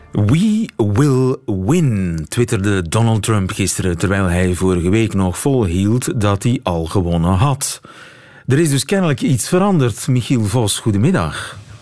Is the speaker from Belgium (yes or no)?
yes; East Flanders, Belgium; Ik ben zelf geen West-Vlaming, maar een Oost-Vlaming